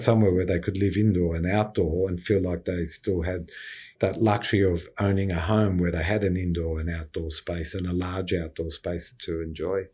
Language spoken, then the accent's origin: English; Cronulla, New South Wales, Australia; also born or lived in Sylvania; Born and bred in the Sutherland Shire and grew up in Sylvania and moved to Cronulla